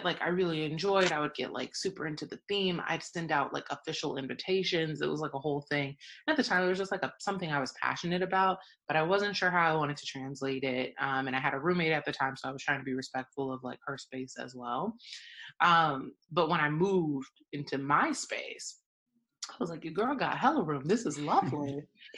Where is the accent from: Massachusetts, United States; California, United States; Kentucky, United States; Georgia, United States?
Georgia, United States; Atlanta; my growing up in Atlanta